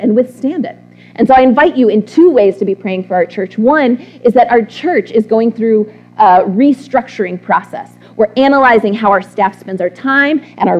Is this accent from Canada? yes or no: no; Texas, United States; I'm from Texas